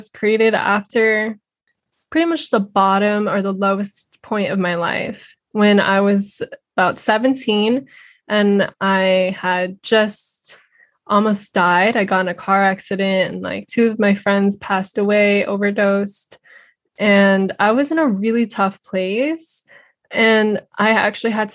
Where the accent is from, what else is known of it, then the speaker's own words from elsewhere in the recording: Redondo Beach, California, United States; I grew up in Redondo Beach, California.